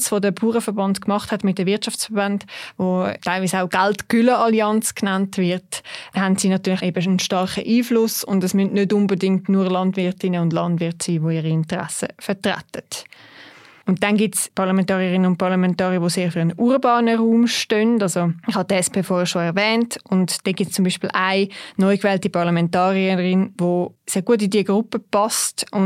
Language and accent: German; Zurich, Switzerland; Das sage ich natürlich auch als Zürcherin jetzt da noch einmal mehr.